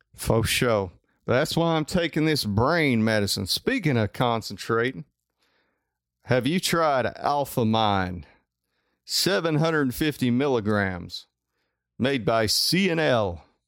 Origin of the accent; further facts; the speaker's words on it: Coleman, United States; also born or lived in Huntsville; I'm from Coleman